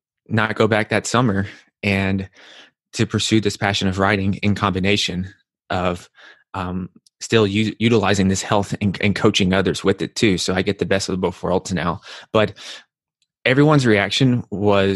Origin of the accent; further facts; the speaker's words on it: Nashville, Tennessee, United States; moved away as an adult; also born or lived in New York; I'm from Nashville, Tennessee, and I come from a family that's not that healthy